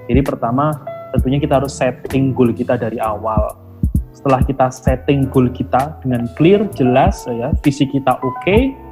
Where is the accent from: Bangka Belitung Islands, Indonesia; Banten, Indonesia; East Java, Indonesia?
East Java, Indonesia; Lumajang; saya orang Lumajang Jawa Timur sebuah uh, kabupaten kecil antara Jember sama Malang gitu ya